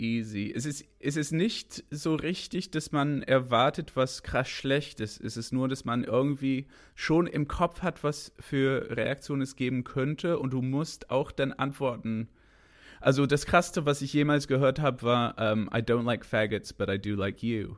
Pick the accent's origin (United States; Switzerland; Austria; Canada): Canada; German is a second language; moved away as an adult; now in Berlin, Germany; ich bin Kanadier